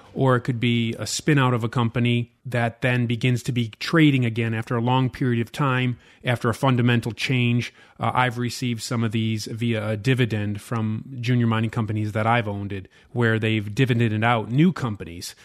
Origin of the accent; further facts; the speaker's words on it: United States; as an American investor